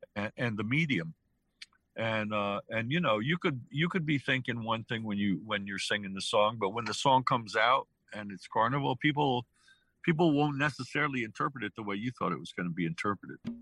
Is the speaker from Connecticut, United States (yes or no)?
yes; New Haven, Connecticut, United States; I grew up with it in New Haven